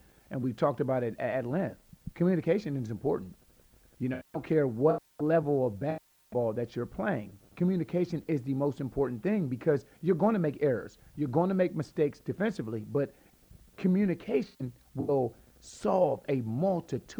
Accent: Columbus, Ohio, United States; moved away as an adult; now in San Antonio, United States; I was born and raised in Columbus, Ohio

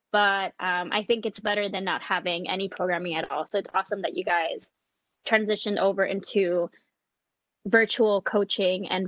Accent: New York City, New York, United States; I am from the Bronx

